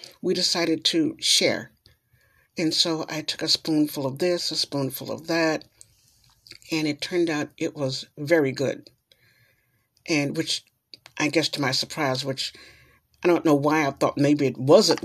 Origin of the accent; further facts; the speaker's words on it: New York, United States; moved away; I am from New York. And so in New York, I guess I was kind of a sheltered person